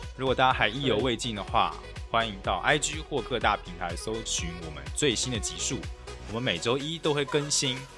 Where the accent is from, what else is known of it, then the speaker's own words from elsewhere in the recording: Taiwan; 然后我 always 都秒选鲜芋仙，身为台湾人还是会喜欢吃鲜芋仙。